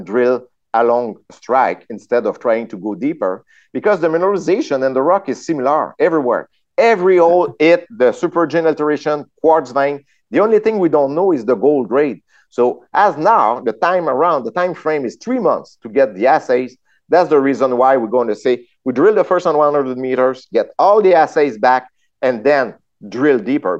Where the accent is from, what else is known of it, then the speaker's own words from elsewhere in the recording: France; accent: French; English is a second language; I'm French. I'm French. Huh? You saw my my accent